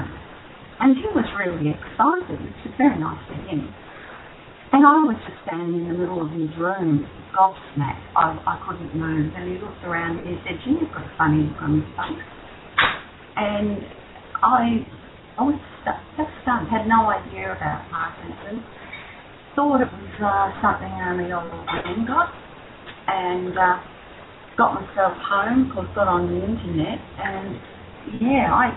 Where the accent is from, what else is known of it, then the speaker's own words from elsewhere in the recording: Victoria, Australia; I'm an Aussie